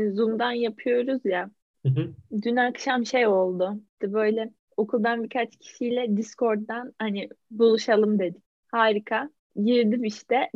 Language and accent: Turkish; İzmir, Turkey; Ben doğma İzmirliyim.